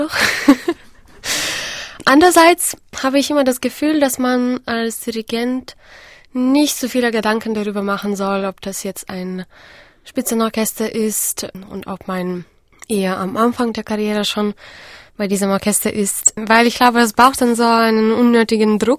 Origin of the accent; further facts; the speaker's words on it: Vilnius, Vilnius County, Lithuania; Ähm, ich habe in Vilnius, in meiner Heimatstadt, eine Musikschule besucht